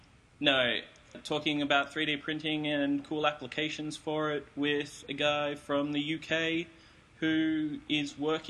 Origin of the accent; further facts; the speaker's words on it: Australia; I'm from Australia.